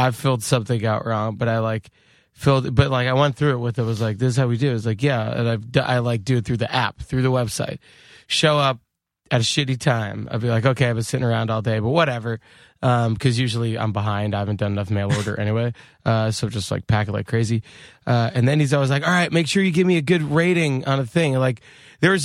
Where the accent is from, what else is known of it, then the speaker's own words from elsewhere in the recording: Long Island, New York, United States; I'm from Long Island, which like Jersey, lots of diners